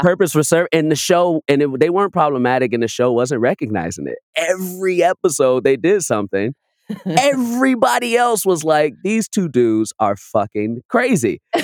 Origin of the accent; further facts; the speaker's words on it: Chicago, Illinois, United States; moved away; I'm from Chicago, but I was back home